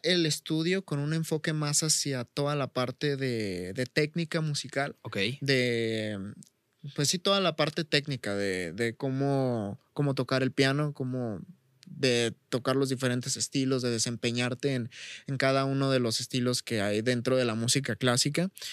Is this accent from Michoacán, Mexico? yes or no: yes; Chavinda, Michoacán, Mexico; aquí en mi pueblo, aquí en Chavinda